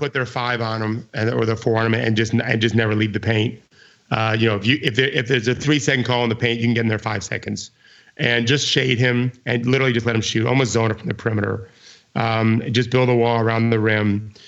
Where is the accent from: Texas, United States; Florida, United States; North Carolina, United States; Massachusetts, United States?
Florida, United States; I grew up in Florida